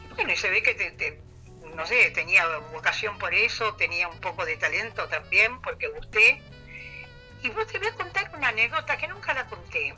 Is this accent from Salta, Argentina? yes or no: no; Rosario, Santa Fe, Argentina; somos rosarinas.